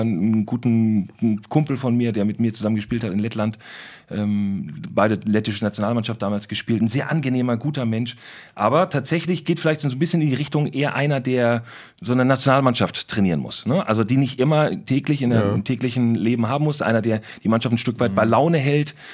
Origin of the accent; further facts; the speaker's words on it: Northern Germany, Germany; ich als Norddeutscher